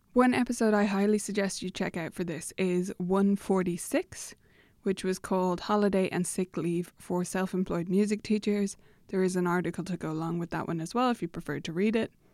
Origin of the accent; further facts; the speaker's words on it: Ireland; as an Irish person